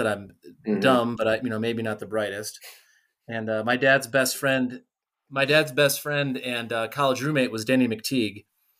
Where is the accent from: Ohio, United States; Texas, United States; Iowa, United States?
Iowa, United States; Davenport; now in Colorado, United States; I grew up outside of Davenport.